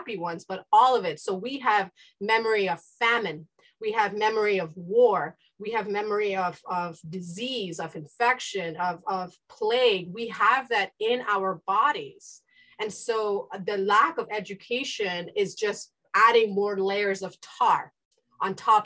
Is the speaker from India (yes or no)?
yes; India; now in United States; I grew up in the East in India, and I've participated in the education system of both India and the East and here in the United States